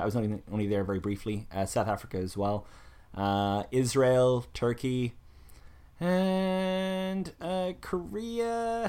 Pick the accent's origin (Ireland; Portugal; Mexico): Ireland; now in Surrey, United Kingdom; we're all Irish